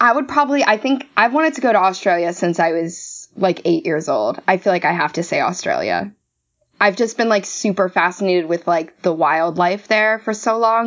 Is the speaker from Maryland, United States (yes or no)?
yes; Maryland, United States; I hail from Maryland originally